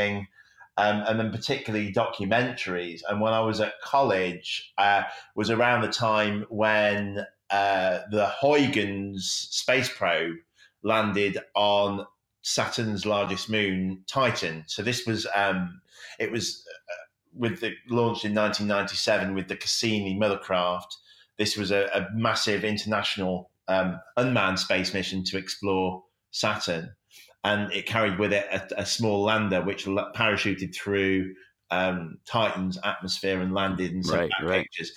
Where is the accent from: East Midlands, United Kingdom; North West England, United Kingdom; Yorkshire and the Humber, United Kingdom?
Yorkshire and the Humber, United Kingdom; Sheffield; also born or lived in south of London; I was actually born just south of London, but I've lived here pretty much my whole life, and grew up in the Peak District